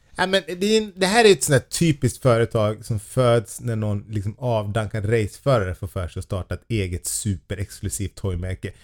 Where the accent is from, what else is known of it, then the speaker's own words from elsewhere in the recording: Sweden; vi svenskar